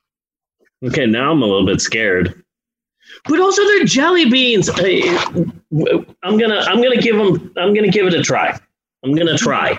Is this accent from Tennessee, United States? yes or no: no; Arizona, United States; I am from Arizona